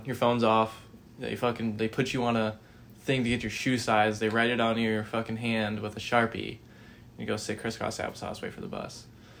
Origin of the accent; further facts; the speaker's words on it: Bloomington, Illinois, United States; moved away as an adult; But I am originally from Bloomington Normal, Illinois. Went to Normal Community High School. Absolutely loved it there.